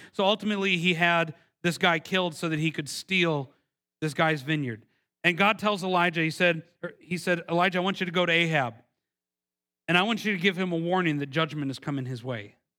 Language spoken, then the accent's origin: English; Milwaukee, Wisconsin, United States; moved away; I, am from originally from Milwaukee, Wisconsin